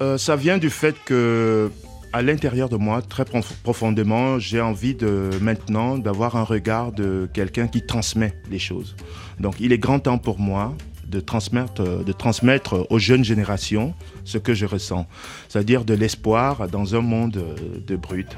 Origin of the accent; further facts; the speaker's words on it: Cameroon; je suis africain tout simplement, je viens du Cameroun